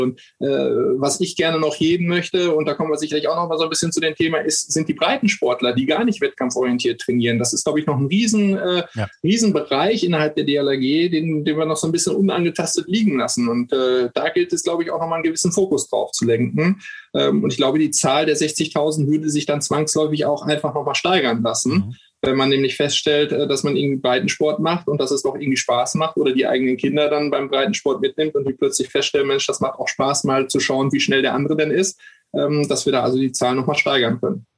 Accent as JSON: {"language": "German", "town": "Rheda-Wiedenbrück", "region": "North Rhine-Westphalia", "country": "Germany", "said": "Ich komme aus Reda Wiedenbrück."}